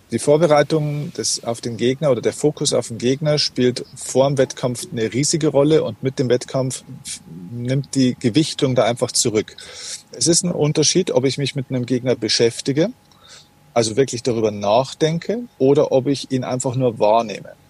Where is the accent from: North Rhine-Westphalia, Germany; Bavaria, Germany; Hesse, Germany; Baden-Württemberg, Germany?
Bavaria, Germany; Das heißt, auf gut Deutsch gesagt, bei uns in Bayern sagt man, da ist da einfach wurscht, was passiert, es ist egal.